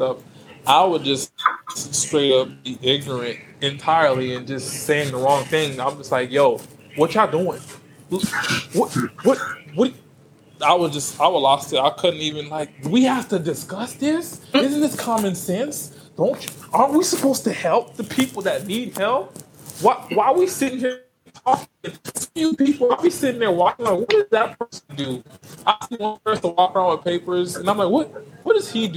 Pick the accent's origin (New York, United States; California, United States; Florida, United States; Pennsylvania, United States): Florida, United States; Miami; moved away; I'm from Miami originally